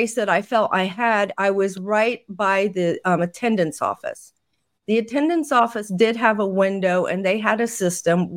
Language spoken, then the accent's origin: English; Indiana, United States; in Indiana, which is where I'm from, my home state